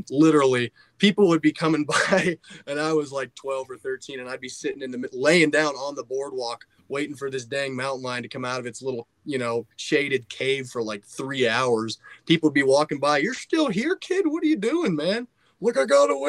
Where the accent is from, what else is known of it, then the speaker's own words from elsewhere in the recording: Orlando, Florida, United States; moved away as an adult; also born or lived in Star Valley Ranch, Wyoming; now in Jackson, United States; I grew up in Orlando